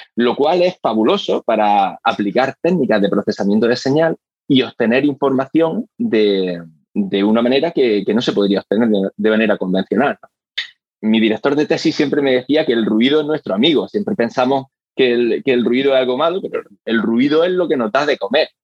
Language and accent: Spanish; Granada, Andalusia, Spain; moved away as an adult; now in Australia; volver a mi ciudad natal, a Granada